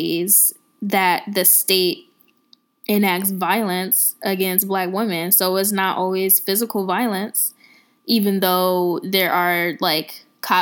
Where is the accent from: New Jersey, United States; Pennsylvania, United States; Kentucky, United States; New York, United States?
Pennsylvania, United States; Philadelphia; now in Washington, D.C., United States; girl from Philly